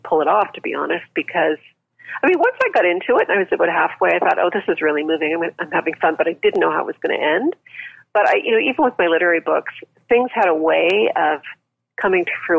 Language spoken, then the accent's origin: English; Canada; I'm Canadian